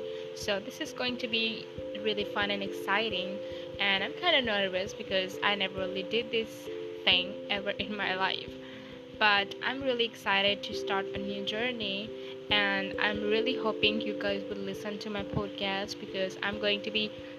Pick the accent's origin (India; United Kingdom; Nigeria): India; I am 19 years old and I'm from India